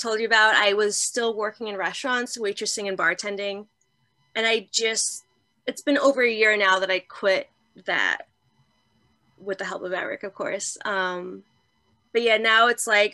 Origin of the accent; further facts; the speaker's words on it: New York City, New York, United States; I grew up in Marine Park, Brooklyn